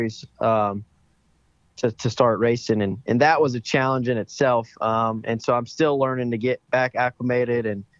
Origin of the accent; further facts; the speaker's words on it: Meridian, Mississippi, United States; also born or lived in Tuscaloosa, Alabama; I was born in Tuscaloosa, Alabama, but I was raised in Meridian, Mississippi